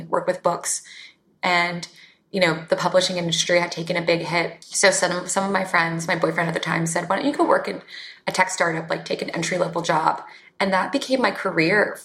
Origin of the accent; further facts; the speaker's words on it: Northern Virginia, United States; now in New York, United States; I grew up in Northern Virginia, which is a suburb of Washington, D.C.